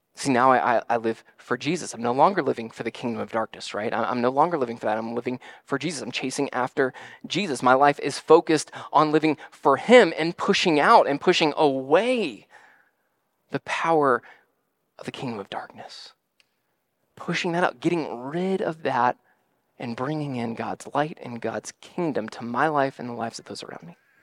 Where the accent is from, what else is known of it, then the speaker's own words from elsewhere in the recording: United States; part of being an American citizen